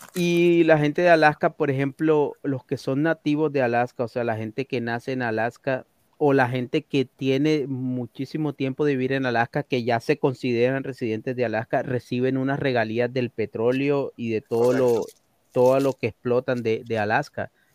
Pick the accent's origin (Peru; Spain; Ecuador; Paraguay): Ecuador; Coast; now in United States; En la costa de donde soy yo